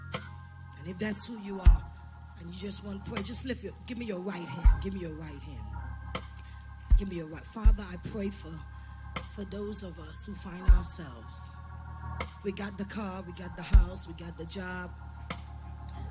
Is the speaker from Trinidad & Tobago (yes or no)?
yes; Trinidad & Tobago; I'm from Trinidad